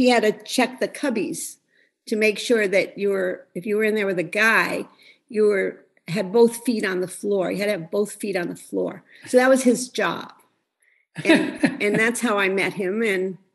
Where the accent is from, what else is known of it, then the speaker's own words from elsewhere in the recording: Scranton, Pennsylvania, United States; I came from Scranton, Pennsylvania, from a very close Italian family.